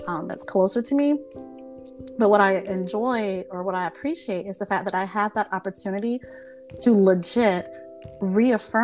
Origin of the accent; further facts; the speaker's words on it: South Carolina, United States; I'm Southern. I'm from South Carolina